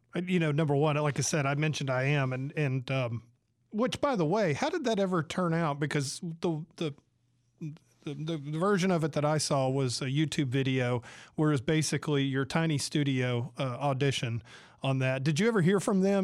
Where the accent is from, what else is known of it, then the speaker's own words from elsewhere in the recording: Marietta, Georgia, United States; now in Mississippi, United States; I grew up in Marietta, Georgia